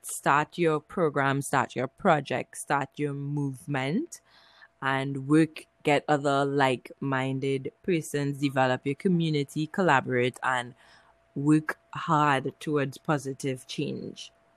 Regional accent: Trinidad & Tobago; I'm from Trinidad and Tobago in the Caribbean.

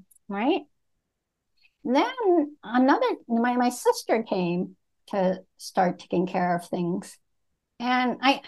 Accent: Vietnam; moved away; I was born in Vietnam as a Buddhist

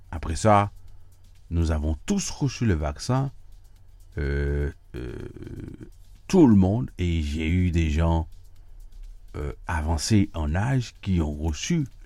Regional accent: United States; je dois vous dire que si vous ne le savez pas, que j'habite à New York, je vis aux États-Unis, je suis américain et je ne suis pas en Europe.

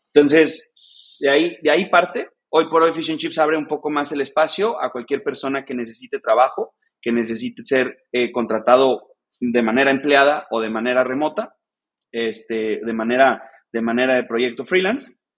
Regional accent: Mexico; soy un mexicano emprendedor

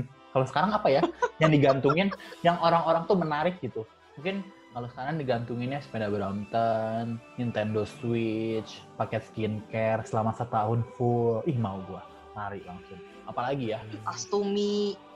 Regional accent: Bandung, West Java, Indonesia; karena gue dari Bandung ya jadi kayak taunya itu

